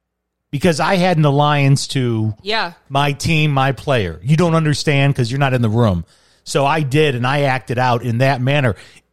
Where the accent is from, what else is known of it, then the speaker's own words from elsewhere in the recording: Chicago, Illinois, United States; now in Arizona, United States; as a Chicagoan